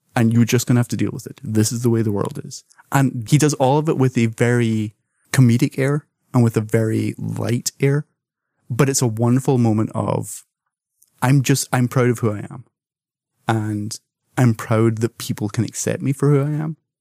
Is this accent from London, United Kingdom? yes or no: no; Scotland, United Kingdom; as someone who was born and raised in Scotland